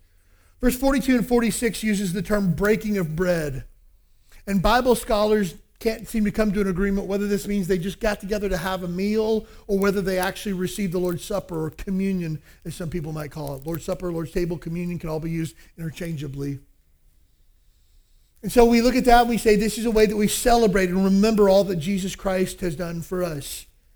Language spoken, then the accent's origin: English; El Salvador; I got baptized when I was growing up in El Salvador.